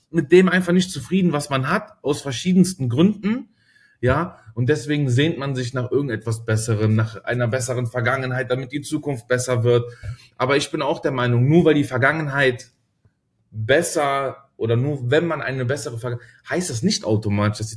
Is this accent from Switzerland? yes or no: no; Germany; Ah, ich, also ich sehe mich, also ich sag zweimal, ich bin Deutscher, aber ich habe schon, ich bin, glaube ich, auch zu